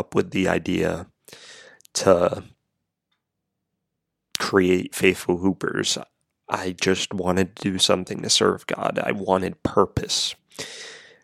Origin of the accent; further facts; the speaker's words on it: Rhode Island, United States; moved away as an adult; also born or lived in Florida; I moved from Florida back to my home state of Rhode Island to family.